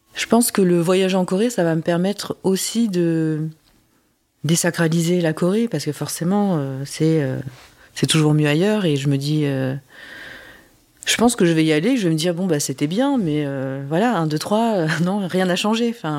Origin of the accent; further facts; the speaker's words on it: France; also born or lived in South Korea; moi j'ai grandi euh, en France, je parle pas le coréen